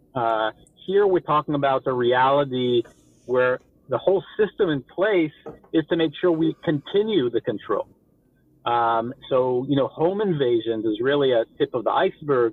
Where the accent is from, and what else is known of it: Rehovot, Central District, Israel; born or raised there; accent: slight American accent